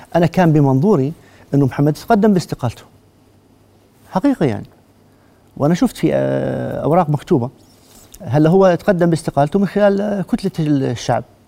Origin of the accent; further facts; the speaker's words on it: Jordan; احنا كلنا اردنيين